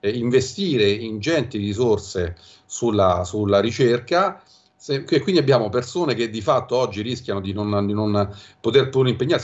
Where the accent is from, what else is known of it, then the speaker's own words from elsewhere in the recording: Venice, Veneto, Italy; now in Viterbo area, Italy; da veneziana